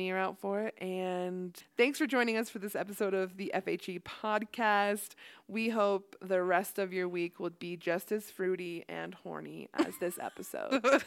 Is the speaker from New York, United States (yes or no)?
no; Ohio, United States; also born or lived in Idaho; now in Utah, United States; I was raised in Ohio.